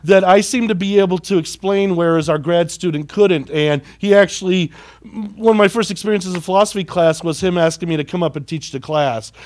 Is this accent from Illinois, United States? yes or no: yes; Carbondale, Illinois, United States; moved away as an adult; I was born and raised in Carbondale.